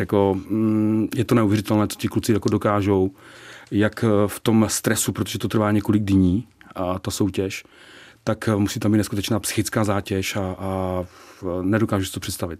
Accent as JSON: {"language": "Czech", "town": "Nový Jičín", "region": "Moravian-Silesian Region", "country": "Czechia", "moved": "as an adult", "lives_now": "Prague, Czechia", "said": "já pocházím z Nového Čína, z Severní Moravy a někdy před 20 lety jsem se sem přestěhoval"}